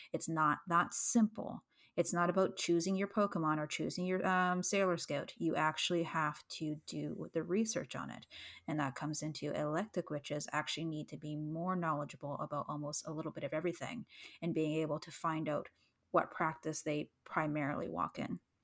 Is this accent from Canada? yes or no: yes; Canada; as a Canadian